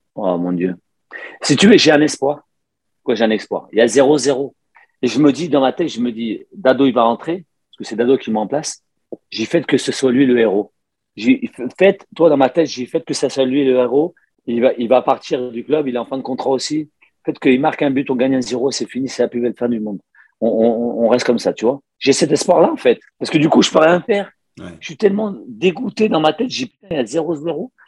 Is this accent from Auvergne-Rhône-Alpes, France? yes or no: yes; Lyon, Auvergne-Rhône-Alpes, France; moved away as an adult; also born or lived in Barcelona; Je suis né à Lyon